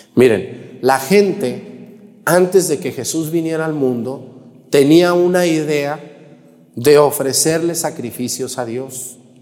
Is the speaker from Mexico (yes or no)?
yes; a town near Yahualica, Jalisco, Mexico; originario de un pueblito que se llama Huizquilco, allá en Yagualica, Jalisco, un pueblo muy pegadito a mi pueblo